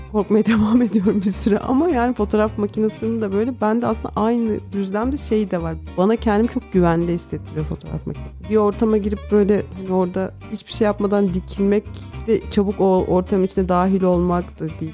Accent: Karaçalılık village, Manyas, Balıkesir, Turkey; Ben Karaçalık köyünde yani köyde büyüdüm. İlkokulu orada okudum.

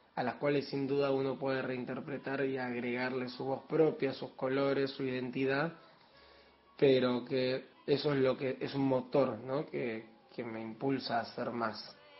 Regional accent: Trelew, Chubut, Argentina; also born or lived in La Plata; now in Buenos Aires, Argentina; Soy oriundo de Chubut, de Treleu y radicado en Capital Federal

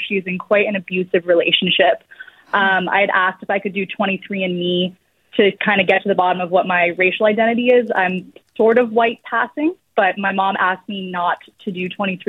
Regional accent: Berkeley, California, United States; now in Florida, United States; I grew up in Berkeley in the Bay Area. I was adopted in a private adoption at birth. I'm turning 32 this year

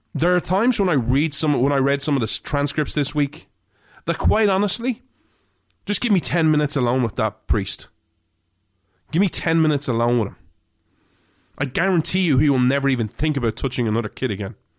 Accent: Ireland; now in United States; I grew up in Ireland

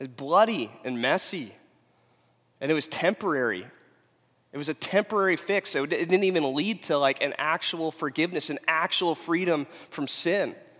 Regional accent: Huntington Beach, California, United States; also born or lived in Phoenix, Arizona; I'm from Huntington Beach

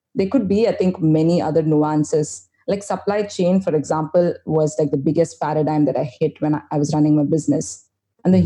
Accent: India; I'm this Indian chick

